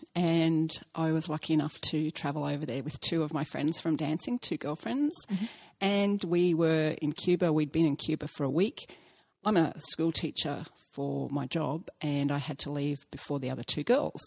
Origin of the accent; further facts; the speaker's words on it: Australia; I'm Australian